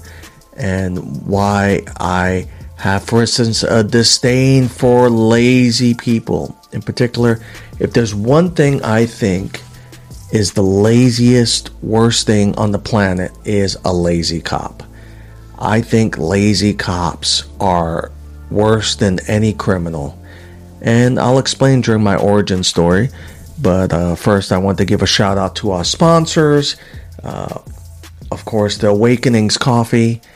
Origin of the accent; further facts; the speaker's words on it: New York City, New York, United States; moved away as an adult; now in Alaska, United States; New Yorkerican, growing up in Woodhaven, Queens in the 1970s, and graduating from high school in 88, leaving for the military